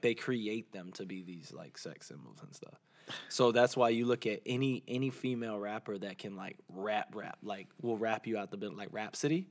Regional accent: Georgia, United States; accent: Southern; also born or lived in Orlando, Florida; growing up in Georgia

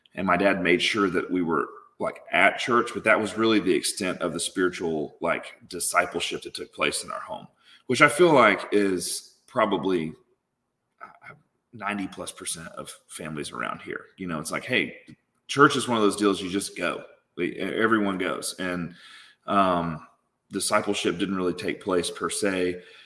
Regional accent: Tupelo, Mississippi, United States; I grew up in Tupelo, Mississippi

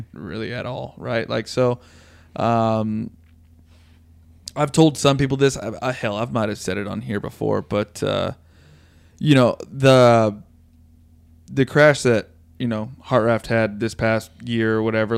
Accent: Tennessee, United States; this fat Tennessee kid

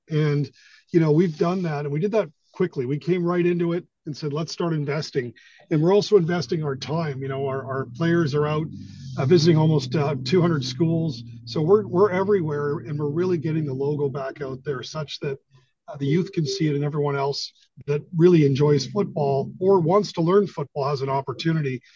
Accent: Victoria, British Columbia, Canada; Victoria, where I grew up

